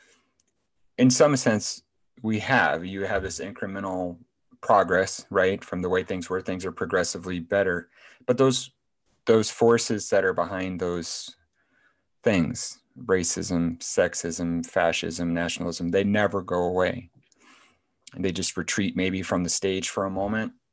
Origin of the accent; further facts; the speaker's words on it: Waterloo, Iowa, United States; Iowa, I'm from Iowa. I live in Iowa.